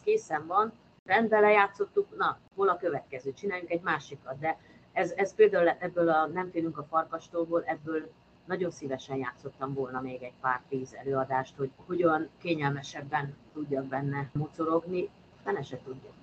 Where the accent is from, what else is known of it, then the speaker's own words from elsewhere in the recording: Kecskemét, Bács-Kiskun, Hungary; moved away as an adult; also born or lived in Eger / Békéscsaba / Miskolc; Kecskeméti vagyok